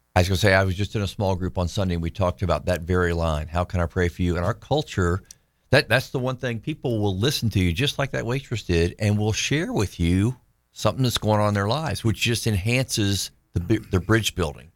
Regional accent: Tallahassee, Florida, United States; Tallahassee, Florida

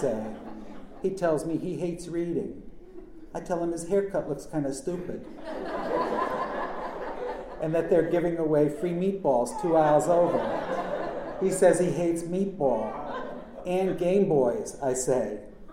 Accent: Norwich, Connecticut, United States; also born or lived in Willimantic, Connecticut; my childhood in my hometown of Norwich, Connecticut

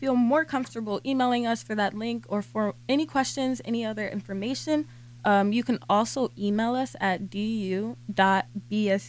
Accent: New Jersey, United States; moved away as an adult; now in Philadelphia, United States; I'm from New Jersey, so back home at Rutgers, I did ovarian cancer research

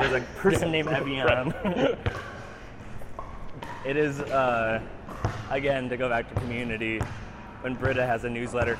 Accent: Central Time Zone, United States; growing up in the Central Time Zone

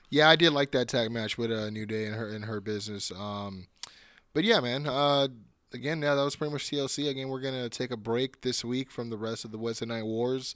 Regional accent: California, United States; I'm from Cali

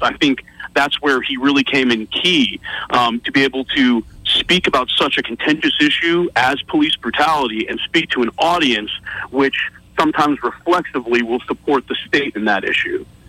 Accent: North Texas, United States; I grew up in North Texas.

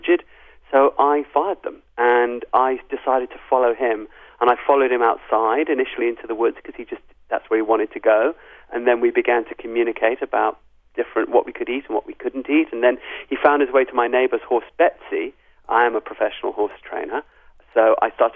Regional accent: England, United Kingdom; also born or lived in South Africa / Zimbabwe; I'm a white African, even though I was born in England. All my family is from South Africa and Zimbabwe.

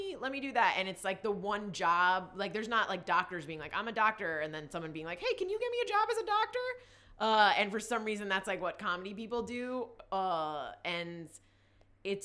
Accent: New Jersey, United States; now in Los Angeles, United States; I'm from New Jersey, like a very, very small town in New Jersey.

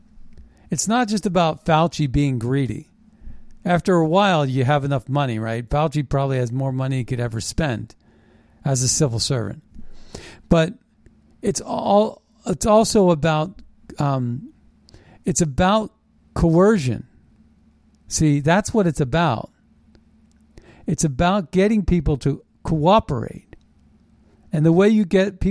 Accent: United States

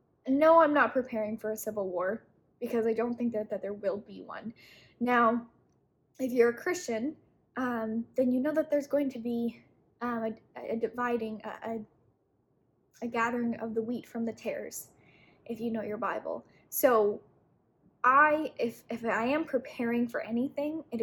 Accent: Utah, United States; I was raised in Utah, which is very prepper mind frame.

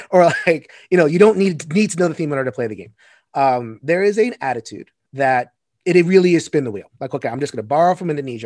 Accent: New York, United States; I come from New York. We have five boroughs

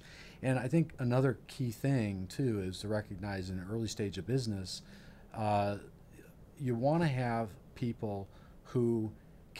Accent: Iowa, United States; also born or lived in Ames, Iowa; I grew up in Iowa. I'm from small town Iowa. I grew up in a community of 4,500 people

